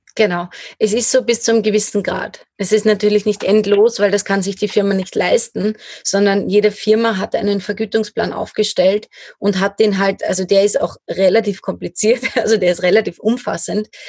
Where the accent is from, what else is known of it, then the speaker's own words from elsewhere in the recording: Lower Austria, Austria; moved away; also born or lived in Styria; ich komme aus Niederösterreich ursprünglich